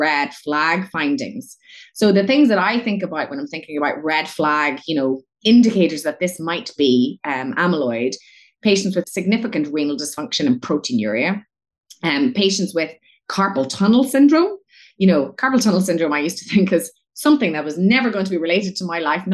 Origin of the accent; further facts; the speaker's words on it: Northern Ireland, United Kingdom; moved away as an adult; I am from Northern Ireland, but I only moved back to Northern Ireland after training abroad for many, many years in 2018